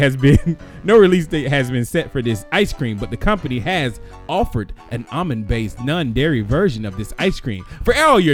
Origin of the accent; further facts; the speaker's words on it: United States; I'm an American.